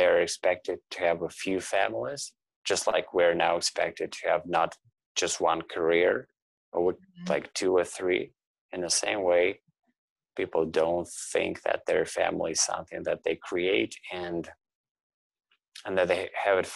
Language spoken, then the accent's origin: English; Russia; now in Toronto, Canada; I now live in Toronto, Canada, but I'm originally from Russia